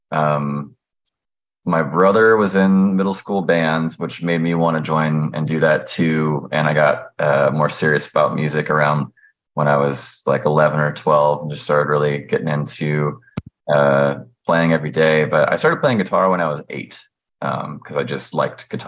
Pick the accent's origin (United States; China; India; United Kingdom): United States; Orlando, Florida; I'm from a suburb just outside Orlando.